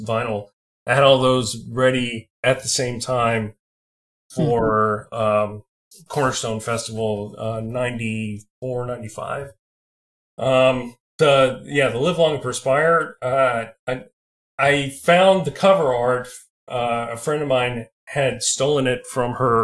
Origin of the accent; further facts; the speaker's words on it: South Carolina, United States; now in Nashville, United States; I'm originally from South Carolina, so when I would go to visit my family